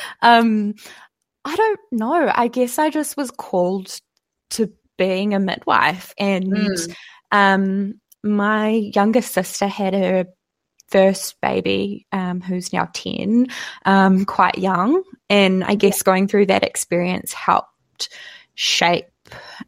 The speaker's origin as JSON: {"language": "English", "town": "Tauranga", "region": "Bay of Plenty", "country": "New Zealand", "moved": "yes", "said": "I am originally from Tauranga"}